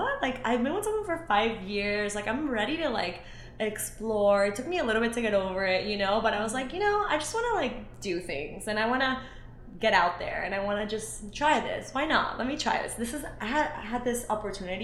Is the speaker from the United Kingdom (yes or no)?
no; Ecuador; moved away; I'm actually from Ecuador